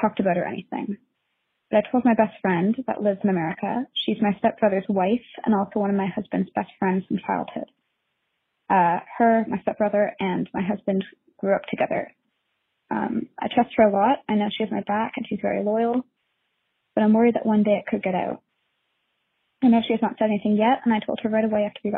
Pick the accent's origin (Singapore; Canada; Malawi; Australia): Canada; moved away as an adult; now in United States; I'm a Canadian